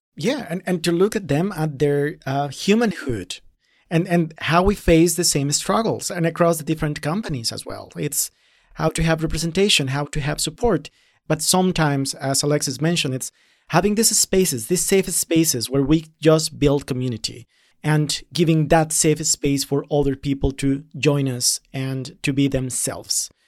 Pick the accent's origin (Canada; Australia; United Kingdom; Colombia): Colombia; moved away as an adult; now in Berlin, Germany; as a person of color coming from Latin America, I'm coming from Colombia